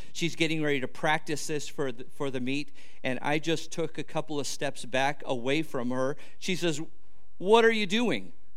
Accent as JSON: {"language": "English", "area": "near Los Angeles", "region": "California", "country": "United States", "tie": "born or raised there", "said": "I grew up near Los Angeles."}